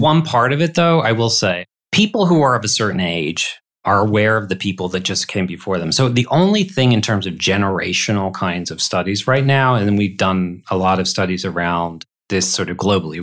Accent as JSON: {"language": "English", "town": "Detroit", "region": "Michigan", "country": "United States", "tie": "born or raised there", "said": "That's my hometown"}